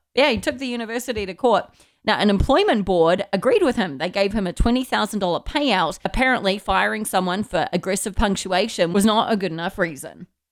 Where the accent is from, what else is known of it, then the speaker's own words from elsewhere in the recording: New Zealand; Growing up in New Zealand